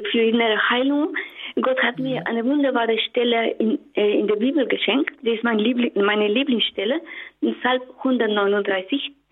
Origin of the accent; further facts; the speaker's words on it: Mexico; German is a second language; now in Germany; Bitte gewöhnen Sie sich an meinen Akzent, ich komme aus Mexiko.